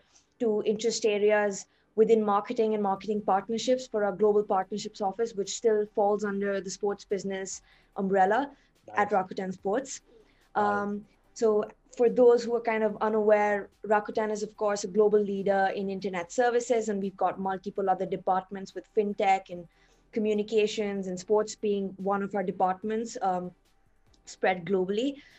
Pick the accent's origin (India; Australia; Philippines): India; now in Tokyo, Japan; I am from India originally.